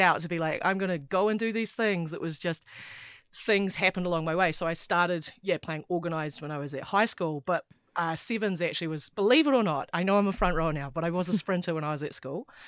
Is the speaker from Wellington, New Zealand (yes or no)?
yes; Wellington, New Zealand; I grew up in Wellington and lived here my whole life